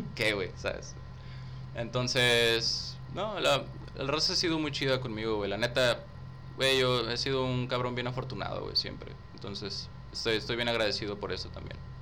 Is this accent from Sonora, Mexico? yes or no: no; Río Bravo, Tamaulipas, Mexico; Yo nací en Río Bravo, güey. En Río Bravo, Tamaulipas.